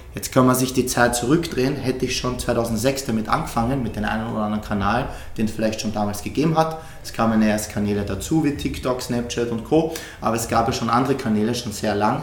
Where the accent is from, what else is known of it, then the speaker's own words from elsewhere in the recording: Austria; bei uns in Österreich